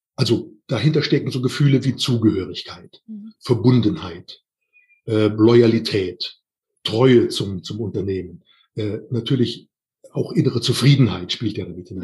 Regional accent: Siebengebirge, near Bonn, North Rhine-Westphalia, Germany; moved away as an adult; now in Hohenbrunn, Germany; Meine ursprüngliche Heimat ist das Siebengebirge, also oben in der Nähe von Bonn

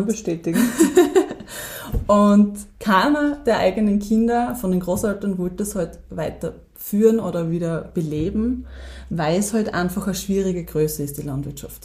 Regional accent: Weiz, Styria, Austria; also born or lived in Kumberg; ursprünglich komme ich eigentlich aus Weiz, ja, das ist jetzt von dort 20 Minuten entfernt. Ähm, bin sehr ländlich aufgewachsen

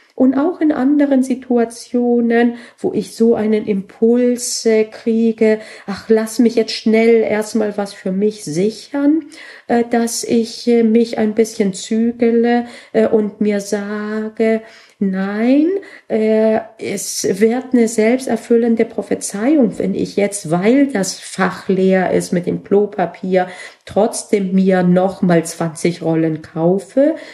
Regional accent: Bavaria, Germany; bei uns in Bayern

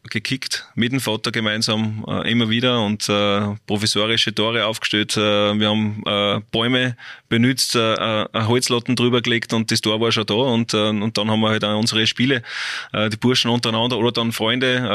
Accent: Salzburg, Austria; es ist schon Salzburg, ist mein Heimatbundesland.

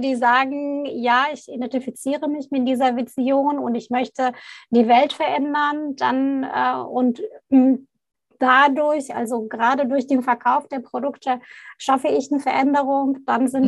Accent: Baghdad, Baghdad Governorate, Iraq; moved away; ich komme gebürtig aus Bagdad, aus dem Irak

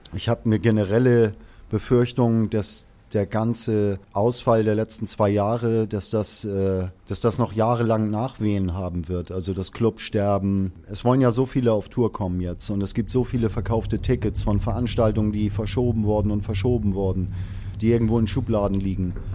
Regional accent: Hamburg, Germany; ich bin mhm. ge gebürtiger Hamburger

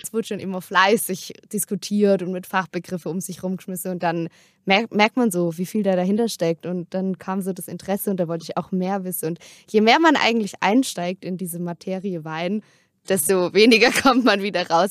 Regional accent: Durbach, Baden-Württemberg, Germany; moved away as an adult; now in Freiburg, Germany; bei uns im Dorf, wo ich aufgewachsen bin in Durbach

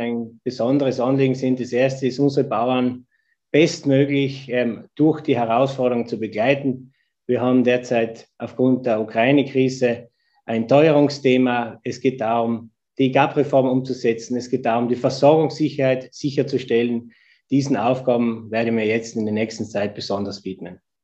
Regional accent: East Tyrol, Austria; moved away as an adult; now in Vienna, Austria; Ich bin in Tirol geboren, ich bin in Tirol aufgewachsen, dort ist meine Familie

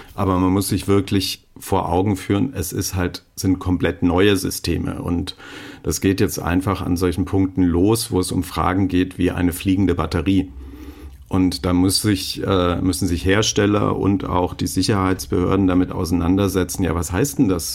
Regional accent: Germany; ich als Deutscher

